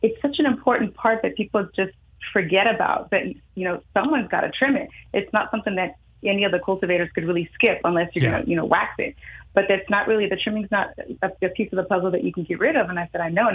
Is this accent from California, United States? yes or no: yes; Oakland, California, United States; I was born and raised in Oakland, California